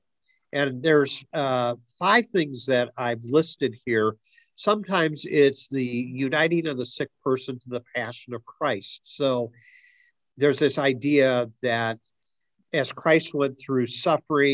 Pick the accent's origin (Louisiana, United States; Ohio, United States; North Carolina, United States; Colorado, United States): Ohio, United States; Akron; growing up in Akron, North Hill, which was a heavy Italian community at the time I was growing up